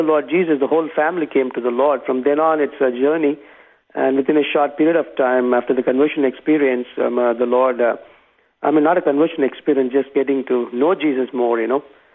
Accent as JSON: {"language": "English", "region": "Tamil Nadu", "country": "India", "tie": "born or raised there", "said": "I was born and raised in South India. In India, it's the state of Tamil Nadu."}